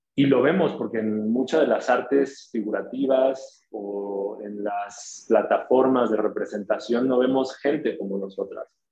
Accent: Tuxtla Gutiérrez, Chiapas, Mexico; las periferias de, Tuxtla, que es de donde, de donde soy.

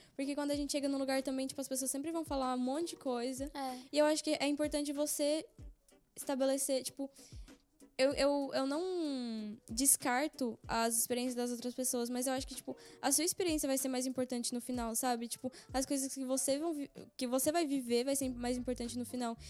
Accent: Brazil; now in Belgium; eu sou do Brasil

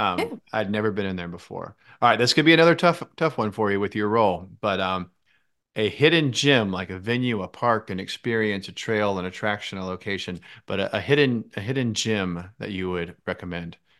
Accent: Jacksonville, Florida, United States; I was born in Jacksonville and i um, lived here almost my entire life

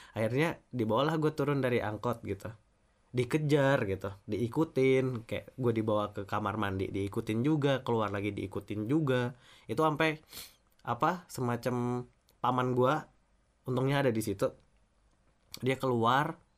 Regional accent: Kalimantan, Indonesia; also born or lived in South Sulawesi; gue uh, lahir dan besar di Kalimantan, yeah. keluarga gue sebenarnya dari Sulawesi Selatan

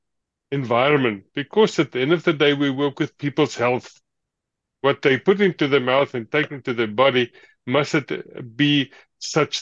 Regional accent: South Africa; moved away as an adult; now in Germany; I immigrated from South Africa

